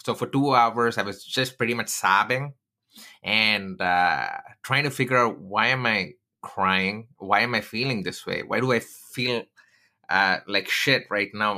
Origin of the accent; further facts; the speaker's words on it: Chennai, Tamil Nadu, India; moved away; I grew up in Chennai